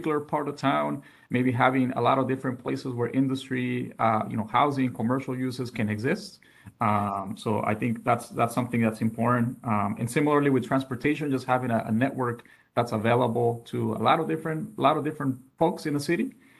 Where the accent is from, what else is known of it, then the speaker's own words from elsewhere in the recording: Mexico; also born or lived in United States; now in Phoenix, United States; I'm originally from Mexico. I was very fortunate enough to grow up in two countries, both Mexico and also the United States.